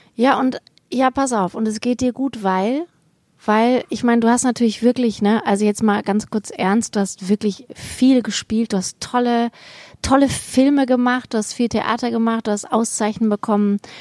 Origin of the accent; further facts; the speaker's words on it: Vellmar, Hesse, Germany; moved away as an adult; also born or lived in Bochum; ich komme ja aus Kassel, ne? Also mhm. Kleinstadt Kassel, Fellmar